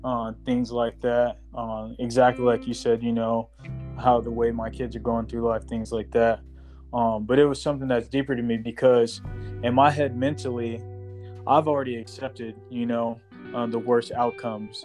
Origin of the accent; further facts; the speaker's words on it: Las Vegas, Nevada, United States; I grew up in Las Vegas, so I was exposed to a lot, seen a lot at a young age, did a lot at a young age